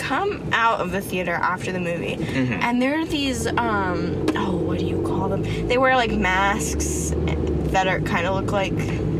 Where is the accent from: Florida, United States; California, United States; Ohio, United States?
Florida, United States; Orlando; I'm from Orlando